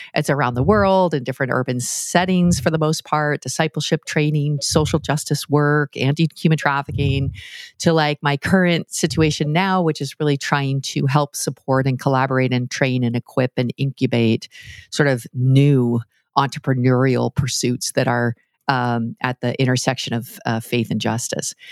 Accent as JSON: {"language": "English", "country": "Canada", "said": "I'm Canadian"}